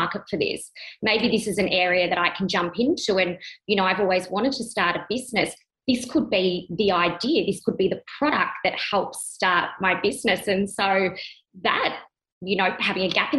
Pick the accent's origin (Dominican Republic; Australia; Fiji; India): Australia; Melbourne, Victoria; moved away as an adult; now in Sydney, Australia; I'm from Sydney, Australia, originally born in Melbourne. Have been living in Sydney for the last 5 years.